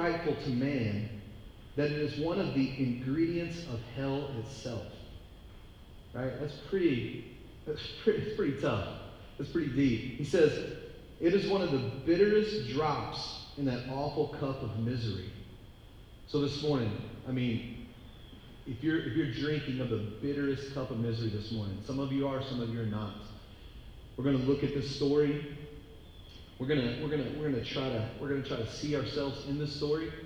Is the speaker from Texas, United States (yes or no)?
yes; Texas, United States; moved away; I'm from Texas